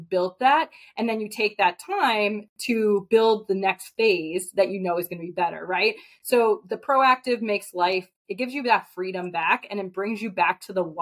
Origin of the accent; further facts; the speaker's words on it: New York, United States; I'm from New York